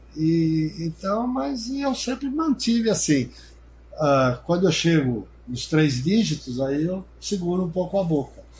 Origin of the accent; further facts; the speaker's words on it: Piracicaba, São Paulo, Brazil; Eu sou nascido na Vila Resende. Nascido na Vila Resende, Manuel Conceição 265